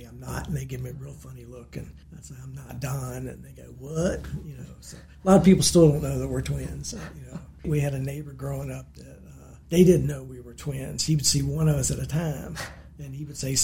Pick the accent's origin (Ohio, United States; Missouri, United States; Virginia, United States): Virginia, United States; Harrisonburg; also born or lived in Pennsylvania; I'm from here in Harrisonburg. I spent all my 66 years here except for 1 year back in the 90s when we transferred to Pennsylvania with work